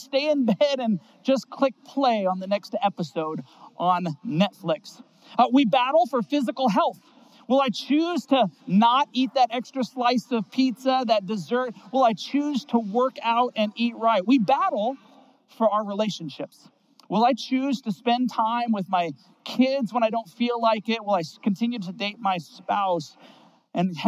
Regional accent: Seattle, Washington, United States; I grew up in Seattle, Washington

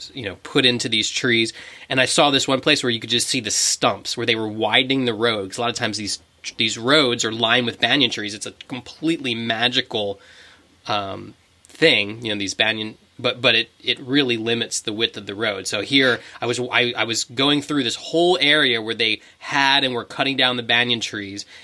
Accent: United States; We're from America

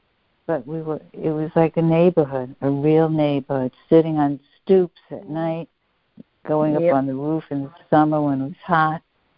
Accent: New York City, New York, United States; As I was raised in Lower Manhattan as a child. That's where I grew up. It was a melting pot of the world.

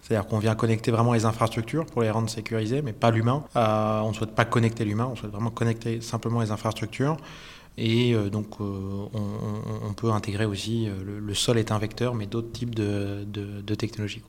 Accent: France; also born or lived in Switzerland / Hong Kong / Zurich; now in Lausanne, Switzerland; je suis un Français qui est arrivé en Suisse

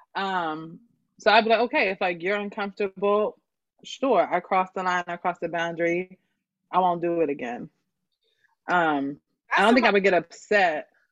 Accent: Broomall, Pennsylvania, United States; also born or lived in Bryn Mawr, Pennsylvania; I grew up in Broomall, PA, which is like outside of Philly, but I was actually born in Bryn Mawr

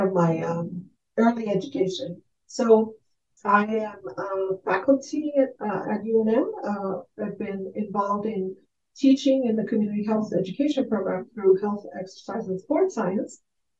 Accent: Aguadilla, Puerto Rico; moved away; also born or lived in New York / New Mexico; I was born in Aguadilla, Puerto Rico, and I came to this country very much like immigrant experience. My father, my mother brought us to New York

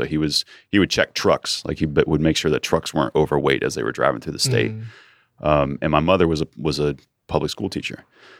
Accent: Muncie, Indiana, United States; I grew up outside of Muncie, Indiana.

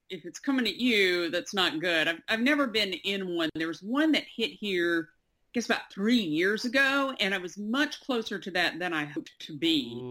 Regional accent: Mississippi, United States; I'm originally Mississippi. Uh, I've lived all over.

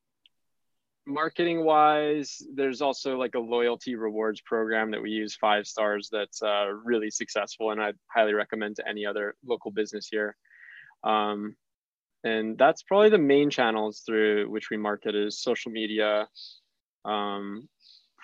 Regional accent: Hawaii, United States; we're from Hawaii

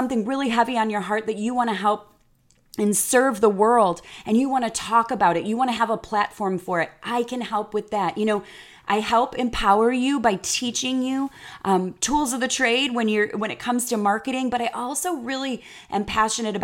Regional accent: Chicago, Illinois, United States; moved away as an adult; now in Texas, United States; I'm from the Midwest and being from Chicago

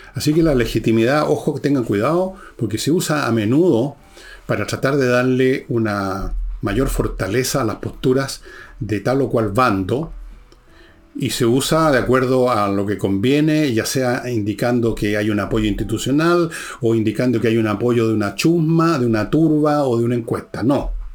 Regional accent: Chile

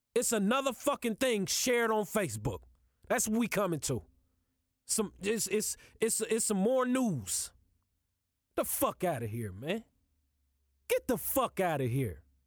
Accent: Kansas City, United States; I'm from Kansas City. I live in Kansas City.

